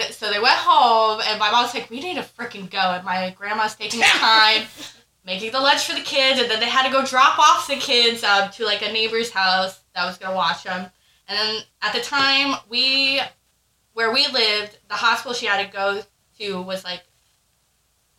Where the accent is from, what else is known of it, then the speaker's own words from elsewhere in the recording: Tuckerton, New Jersey, United States; moved away; I'm originally from New Jersey. It's a small town called Tuckerton